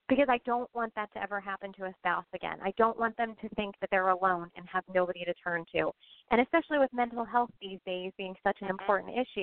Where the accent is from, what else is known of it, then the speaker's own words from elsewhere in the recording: Pennsylvania, United States; moved away as an adult; also born or lived in Oklahoma; now in New Jersey, United States; I hail from Pennsylvania